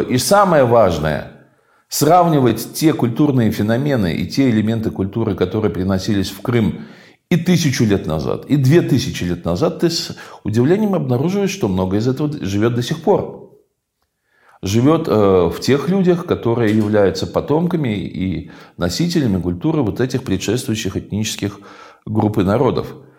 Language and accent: Russian; Crimea, Ukraine; мы, современная поколений жителей Крыма